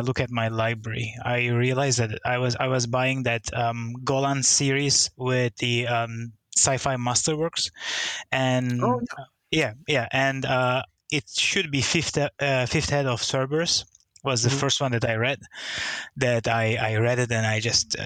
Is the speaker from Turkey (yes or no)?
yes; Turkey; now in Singapore; I'm originally from Turkey, and I moved to Singapore about 20 years ago, 21 now.